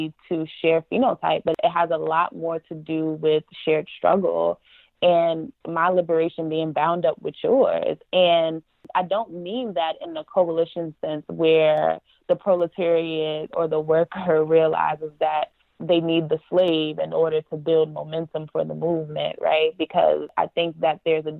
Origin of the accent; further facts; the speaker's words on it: New York City, New York, United States; also born or lived in Yonkers, New York; where I grew up in the Bronx, New York, in Yonkers